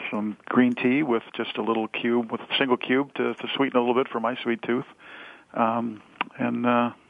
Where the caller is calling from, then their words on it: Illinois, United States; So I'm just outside of Chicago on a beautiful day here in the Midwest